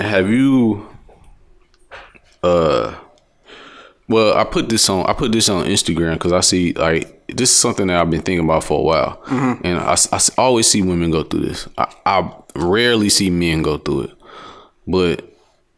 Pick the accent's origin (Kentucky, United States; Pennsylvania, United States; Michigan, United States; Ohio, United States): Michigan, United States; Detroit; I'm from Detroit